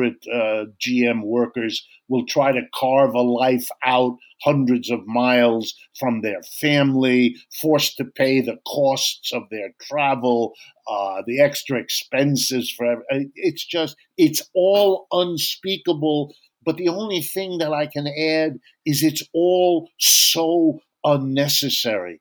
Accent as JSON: {"language": "English", "town": "Youngstown", "region": "Ohio", "country": "United States", "tie": "born or raised there", "said": "I was born in Youngstown, Ohio"}